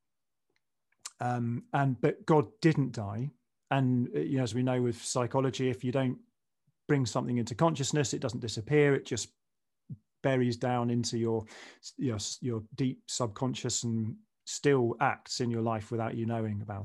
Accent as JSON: {"language": "English", "region": "England", "country": "United Kingdom", "tie": "born or raised there", "said": "as a kid growing up in the 70s and 80s in England"}